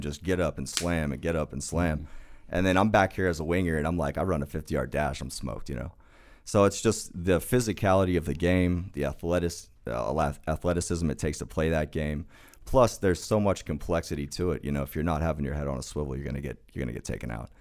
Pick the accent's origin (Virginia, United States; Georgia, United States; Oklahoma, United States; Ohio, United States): Oklahoma, United States; I grew up in, uh, Oklahoma, and, uh, Oklahoma football was kinda everything